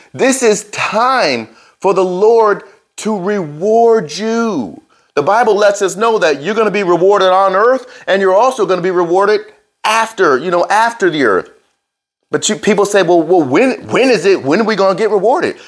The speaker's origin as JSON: {"language": "English", "region": "New Jersey", "country": "United States", "tie": "born or raised there", "said": "I grew up in Jersey, in New Jersey."}